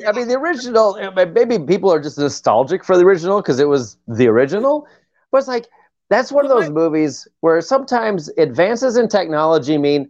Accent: Ohio, United States; then I grew up in Ohio, so tornadoes were very fucking real

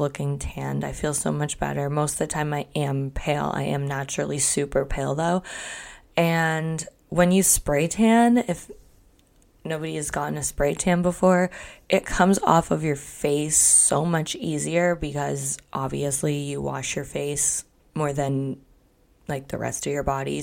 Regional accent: Canada; I'm Canadian

